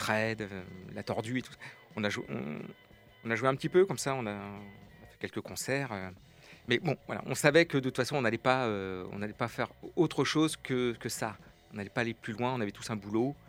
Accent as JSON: {"language": "French", "region": "Pays de la Loire", "country": "France", "said": "je suis originaire de Loire-Atlantique. Ça fait une quarantaine d'années que j'habite dans le coin"}